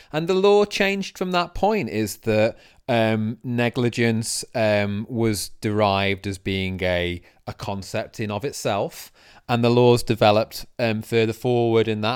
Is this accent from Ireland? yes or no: no; Sheffield, Yorkshire and the Humber, United Kingdom; now in London, United Kingdom; I'm from Sheffield